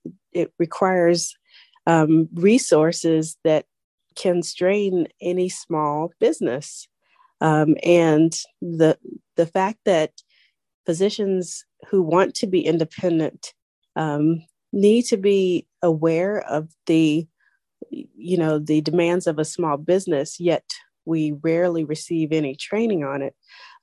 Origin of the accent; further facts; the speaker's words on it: Charlotte, North Carolina, United States; I'm actually from North Carolina, Charlotte, North Carolina.